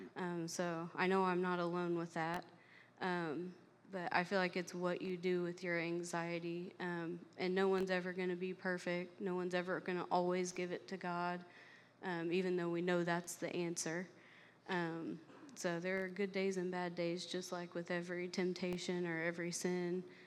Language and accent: English; Flat Rock, Indiana, United States; also born or lived in Knoxville, Tennessee; I was I was born um, and raised in Flat Rock, Indiana, so not too far from here.